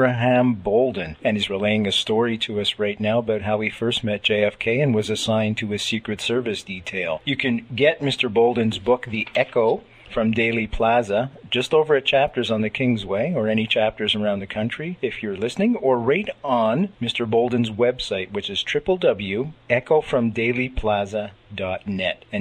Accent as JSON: {"language": "English", "town": "Montreal", "region": "Quebec", "country": "Canada", "moved": "yes", "said": "I hail from Montreal originally"}